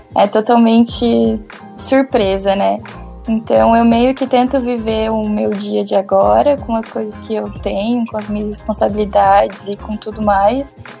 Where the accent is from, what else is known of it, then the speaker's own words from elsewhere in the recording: Joinville, Santa Catarina, Brazil; also born or lived in Laguna; eu, na verdade, sou de Joinville e faço faculdade em Laguna